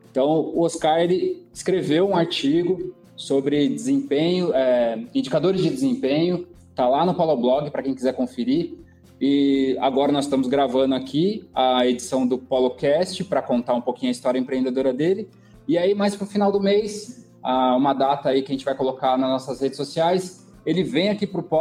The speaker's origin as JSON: {"language": "Portuguese", "region": "São Paulo", "country": "Brazil", "tie": "born or raised there", "also_born_or_lived": "São Bernardo do Campo", "said": "Não, nasci em São Paulo. Nasceu em São Paulo, capital. São Paulo, capital, isso."}